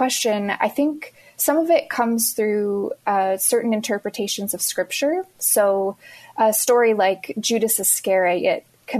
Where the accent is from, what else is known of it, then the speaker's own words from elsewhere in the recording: Pennsylvania, United States; I'm coming today from Pennsylvania. It's where I grew up